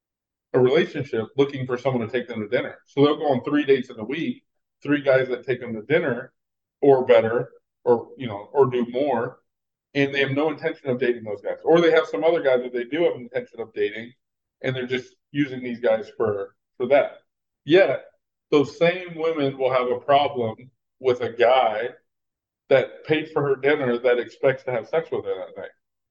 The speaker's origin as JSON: {"language": "English", "region": "Texas", "country": "United States", "said": "I'm from Texas"}